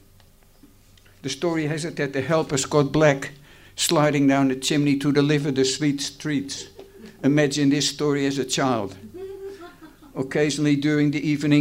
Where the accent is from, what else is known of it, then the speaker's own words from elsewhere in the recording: Haarlem, North Holland, Netherlands; now in Australia; Haarlem, the place of my birth